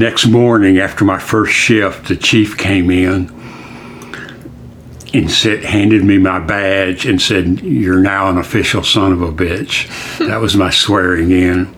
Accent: Decatur, Alabama, United States; also born or lived in Tennessee; I was raised in Decatur, Alabama

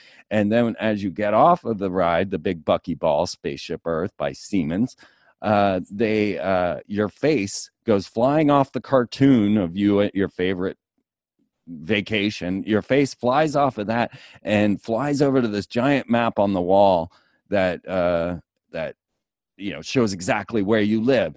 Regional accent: Orlando, Florida, United States; I grew up in Orlando

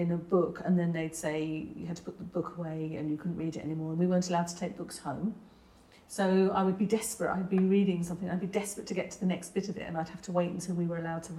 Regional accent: Hertfordshire, East of England, United Kingdom; also born or lived in London; Then we moved to Hertfordshire

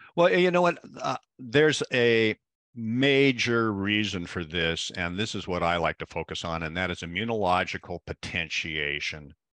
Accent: Pacific Northwest, United States; growing up in the Pacific Northwest, where the we're very famous for rain, we have the perfect climate for mushrooms up here

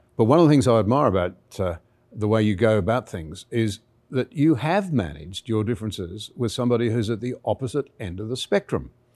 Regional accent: Australia; as an Australian

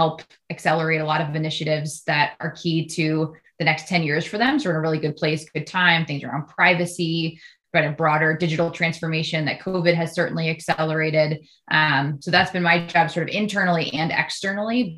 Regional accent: United States; as an American

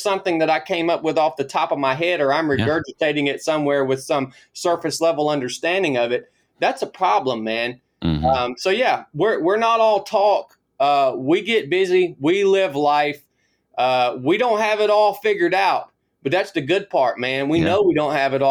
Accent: Northwest Georgia, United States; moved away as an adult; I was born in Northwest Georgia, kind of in the foothills of the Appalachian Mountains. Grew up just a country kid in the woods

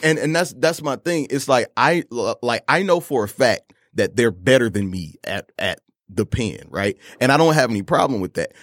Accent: Detroit, Michigan, United States; Detroit, Michigan, born and raised, uh, in an area, uh, Joy Row and Southfield

